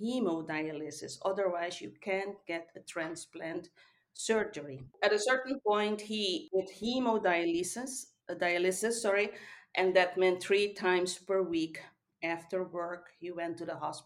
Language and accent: English; Suriname; now in Netherlands; I was born in South America, Suriname, but I've been living in the Netherlands for more than 30 years now.